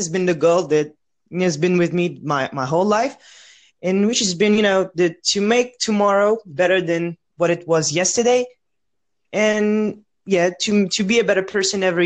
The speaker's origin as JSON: {"language": "English", "country": "France", "said": "I come from France, and I'm a 19-year-old student"}